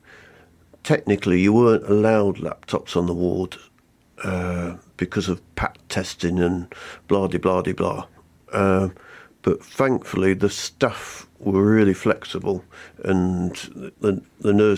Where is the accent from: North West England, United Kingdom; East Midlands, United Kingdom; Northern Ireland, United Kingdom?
East Midlands, United Kingdom; Nottingham; moved away as an adult; now in Black Country, United Kingdom; I'm from the East Midlands, I'm afraid, but I've crossed over to the black country and I love it now